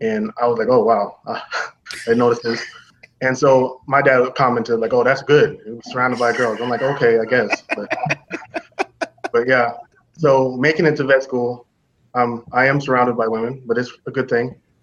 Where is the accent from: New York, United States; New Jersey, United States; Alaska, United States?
Alaska, United States; Anchorage; I was born and raised in Anchorage, Alaska